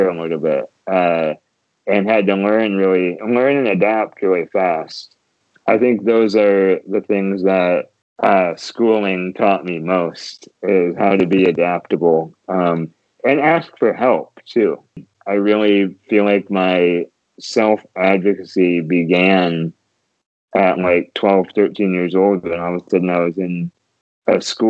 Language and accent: English; Grand Rapids, Michigan, United States; I was born and raised here in Grand Rapids